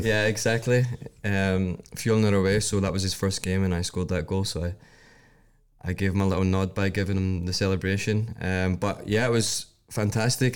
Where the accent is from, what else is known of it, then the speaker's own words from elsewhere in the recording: Scotland, United Kingdom; moved away as an adult; now in Iceland; I'm coming from Scotland